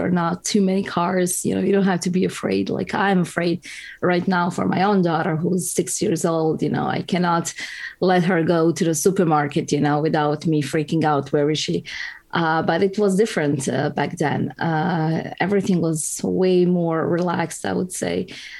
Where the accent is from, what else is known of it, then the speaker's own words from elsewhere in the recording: Croatia; Well, it was modest.